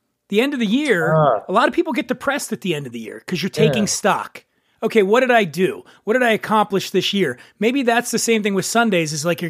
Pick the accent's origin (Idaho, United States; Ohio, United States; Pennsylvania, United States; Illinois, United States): Pennsylvania, United States; Philadelphia; as a kid growing up in Philadelphia.